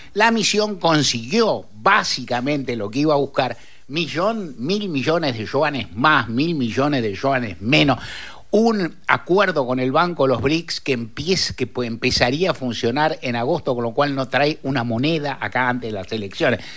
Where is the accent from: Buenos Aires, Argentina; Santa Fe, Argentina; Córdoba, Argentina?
Buenos Aires, Argentina; also born or lived in Palermo, Buenos Aires; soy un ruso caballito, de que ahora me fui a Palermo